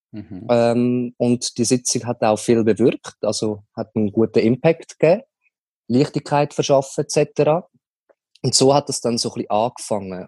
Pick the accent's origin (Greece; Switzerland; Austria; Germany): Switzerland; Leibstadt, Aargau; ich bin zu Leibstadt aufgewachsen